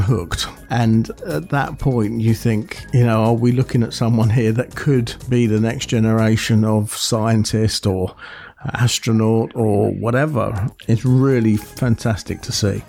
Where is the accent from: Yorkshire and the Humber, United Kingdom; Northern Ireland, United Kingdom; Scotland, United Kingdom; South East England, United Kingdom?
South East England, United Kingdom; Buckinghamshire; moved away; back in my hometown, they organised one. They have done for the last two or three years and it's called Big Bang in Bucks because it's in Buckinghamshire